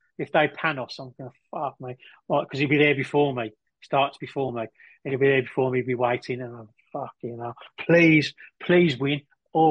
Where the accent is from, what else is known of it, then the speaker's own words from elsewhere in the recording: Liverpool, North West England, United Kingdom; I'm from the Anfield.